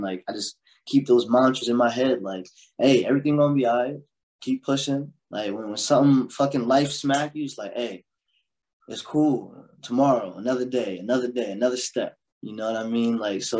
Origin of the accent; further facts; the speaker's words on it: Chester, Pennsylvania, United States; also born or lived in Delaware; But so growing up in Chester, then moving with my pops to Delaware